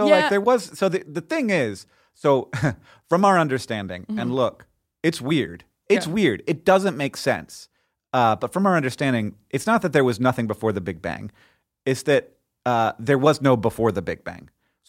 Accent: United States; I'm also American.

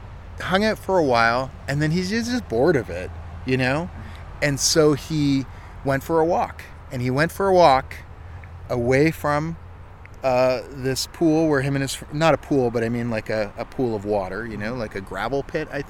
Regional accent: Ontario, Canada; now in Halifax, Canada; I grew up in Ontario where that sort of thing's real common

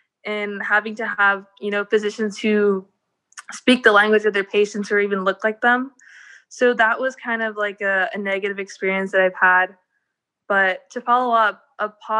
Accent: Wilmington, United States; growing up, I'm from an underserved community, so I'm from Wilmington, and it's predominantly Hispanic.

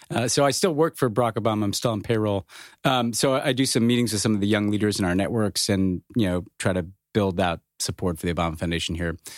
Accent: United States; as an American

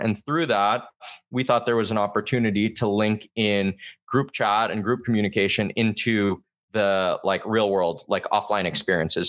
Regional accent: Southern California, United States; moved away as an adult; also born or lived in Boston; I'm from Southern California originally.

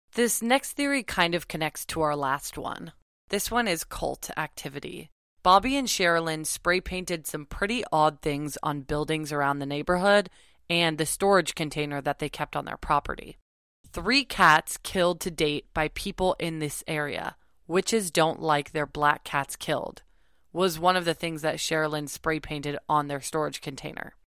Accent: Malibu, California, United States; I grew up in Malibu

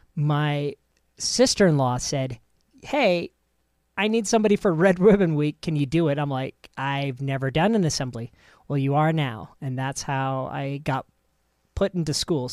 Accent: United States; us Americans

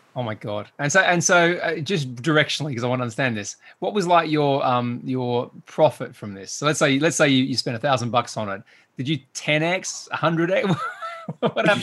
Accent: Australia; accent: Australian; my, my accent, David, right, gets very Australian when I speak to another Australian

